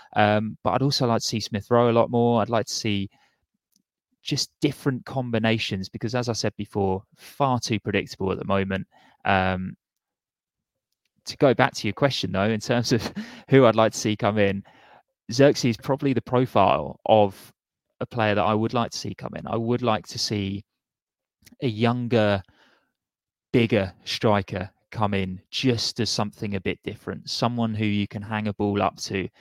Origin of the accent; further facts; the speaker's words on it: Portsmouth, South East England, United Kingdom; I grew up in Portsmouth